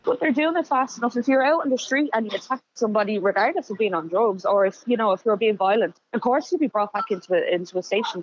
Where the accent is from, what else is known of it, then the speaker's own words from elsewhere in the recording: Dublin, Leinster, Ireland; I grew up in Darndale